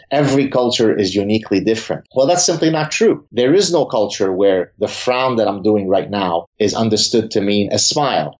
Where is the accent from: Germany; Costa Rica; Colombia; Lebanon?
Lebanon; now in Canada; I grew up in Lebanon.